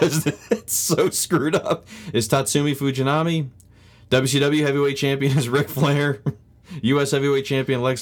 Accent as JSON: {"language": "English", "country": "Australia", "said": "my home country, Australia"}